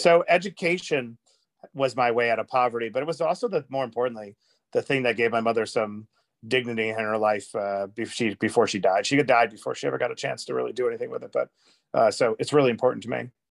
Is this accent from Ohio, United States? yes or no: no; New York City, New York, United States; I grew up really poor in Queens in a little shoebox apartment